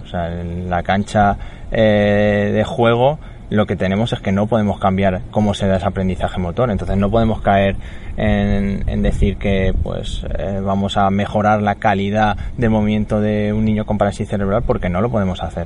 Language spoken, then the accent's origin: Spanish; Talavera de la Reina, Castilla-La Mancha, Spain; me fui a un centro de educación especial de donde yo soy, en Talavera, cerquita de mi casa